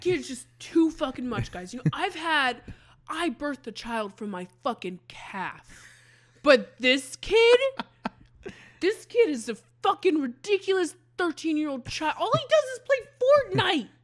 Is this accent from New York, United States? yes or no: no; Hatfield, Pennsylvania, United States; my hometown.